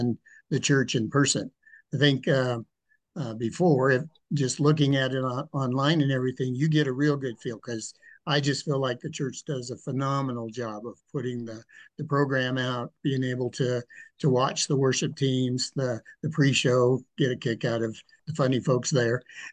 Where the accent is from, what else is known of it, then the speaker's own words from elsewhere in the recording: Cheyenne, Wyoming, United States; also born or lived in Nebraska / Wellington, Colorado; I grew up here in Cheyenne, Wyoming. Was born in Nebraska.